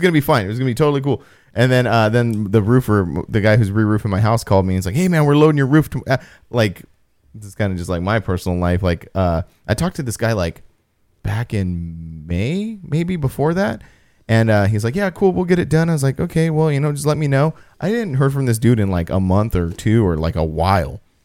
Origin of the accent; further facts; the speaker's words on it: Apple Valley, California, United States; in my, my hometown.